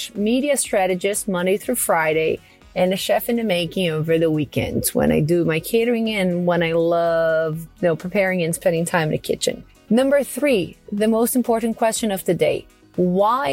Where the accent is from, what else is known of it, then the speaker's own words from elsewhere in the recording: Porto Alegre, Rio Grande do Sul, Brazil; English is a second language; moved away as an adult; also born or lived in Astoria, Queens, New York / Flushing, New York; now in New York, United States; I first left my hometown, Porto Alegre, to come to New York when I was in sixth grade in middle school